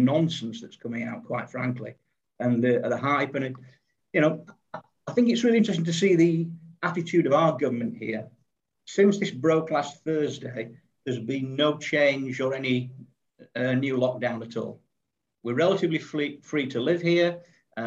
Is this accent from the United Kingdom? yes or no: yes; England, United Kingdom; now in South Africa; I am English, living in South Africa.